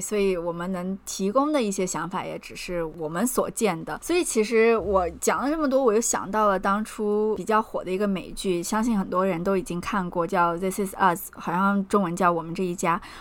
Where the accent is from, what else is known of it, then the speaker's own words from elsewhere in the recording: China; moved away as an adult; also born or lived in Oklahoma, United States; now in New York, United States; 我们作为中国人